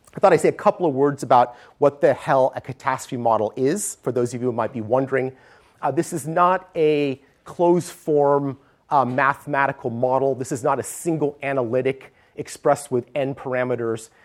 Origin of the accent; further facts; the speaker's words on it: Stanford, California, United States; moved away as an adult; now in San Francisco, United States; I grew up on the Stanford campus